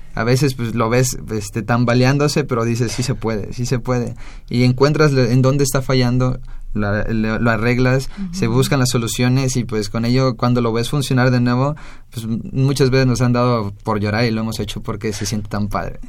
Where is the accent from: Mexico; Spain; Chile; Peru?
Mexico; somos los únicos mexicanos